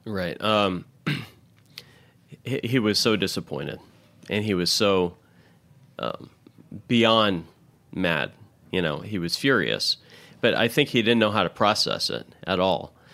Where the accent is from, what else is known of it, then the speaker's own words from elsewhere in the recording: Louisville, Kentucky, United States; also born or lived in Milwaukee, Wisconsin / Indiana; now in New York City, United States; growing up for the better part of my life in Louisville